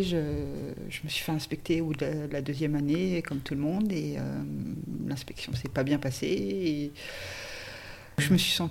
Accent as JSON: {"language": "French", "town": "Nantes", "region": "Pays de la Loire", "country": "France", "said": "suis de Nantes en fait. Euh, je suis de Nantes."}